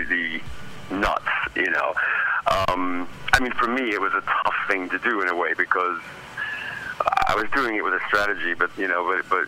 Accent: United States; moved away as an adult; now in England; I'm an American who has spent the last 20 years in England

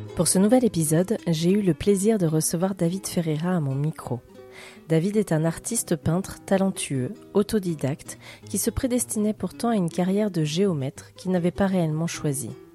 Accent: France; Je suis née en France, mais j'ai toujours eu la tête au Portugal

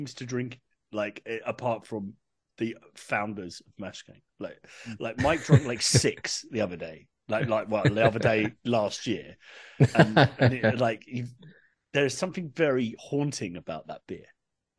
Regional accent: England, United Kingdom; moved away; I'm from England originally, as you can tell.

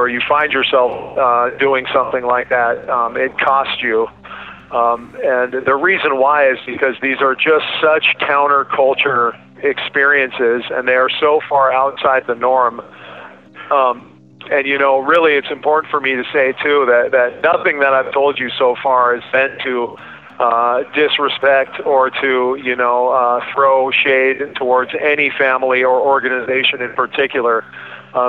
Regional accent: Alaska, United States; moved away as an adult; I flew back home to my home state to do some industrial painting projects.

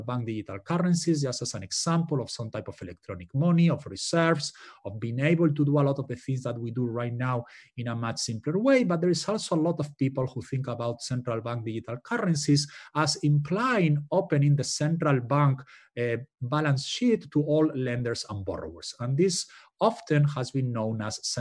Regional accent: Spain; moved away; I'm from Spain originally

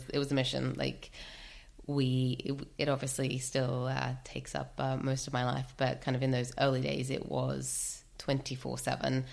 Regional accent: Australia; moved away as an adult; now in United Kingdom; I grew up in Australia, moved here, oh my goodness, about 13 years ago now

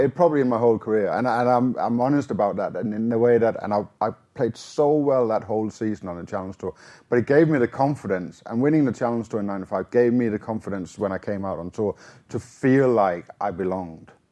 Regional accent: Denmark; born or raised there

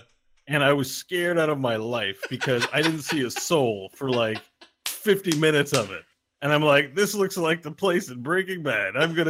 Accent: Canada; I'm from Canada.

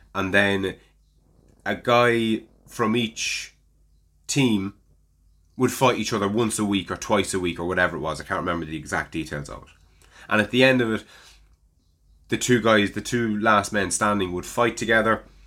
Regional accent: Ireland; as an Irishman

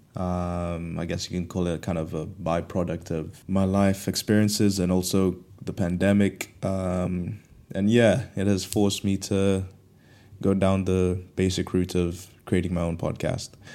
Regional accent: Kenya; moved away as an adult; also born or lived in Canterbury, United Kingdom; now in United Kingdom; growing up in Kenya, um, coming to the U K for university

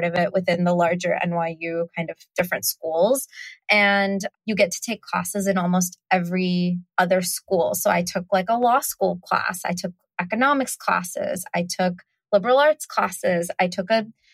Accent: United States; also born or lived in South India; we immigrated to America when I was 5 months old

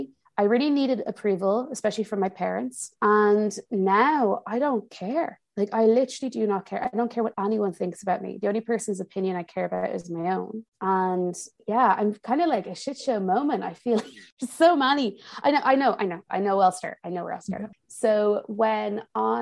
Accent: Ireland; moved away as an adult; also born or lived in United States / Milan, Italy; now in Paris, France; I grew up in Ireland

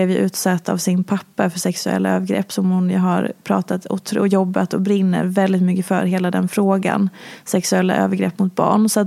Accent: Oslo, Norway; now in Stockholm, Sweden; Eh, jag kom från Oslo jag hade precis träffat min exman Kim

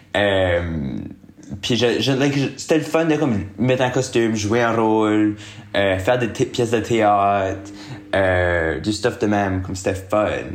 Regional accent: Moncton, New Brunswick, Canada; moved away as an adult; now in Montreal, Canada; je viens de Moncton, qui est une ville au Nouveau-Brunswick. C'est une, euh, une petite ville, you know, c'est quand même une petite ville. Euh, j'ai resté là pour mes premiers 22 ans de ma vie

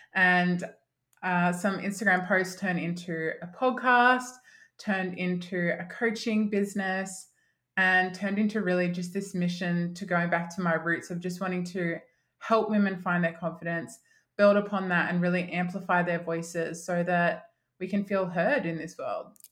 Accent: Mildura, Victoria, Australia; now in Melbourne, Australia; my hometown. So I'm from a country town called Mildura

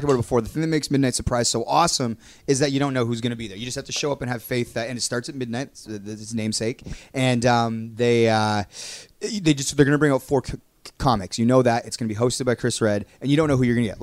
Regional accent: Toronto, Ontario, Canada; I'm from Toronto. So we're really close to Detroit

